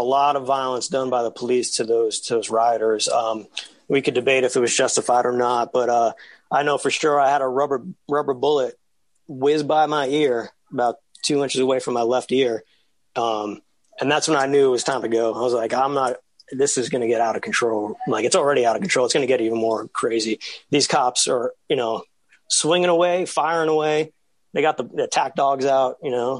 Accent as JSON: {"language": "English", "town": "New York City", "region": "New York", "country": "United States", "said": "Told them I was from New York"}